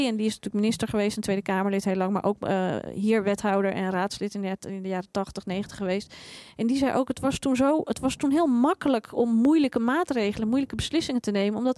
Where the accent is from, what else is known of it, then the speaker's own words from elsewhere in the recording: Amsterdam, North Holland, Netherlands; En daar hebben wij gewoon, en als Amsterdammers, maar ook als de stad heeft daar gewoon ook niets aan.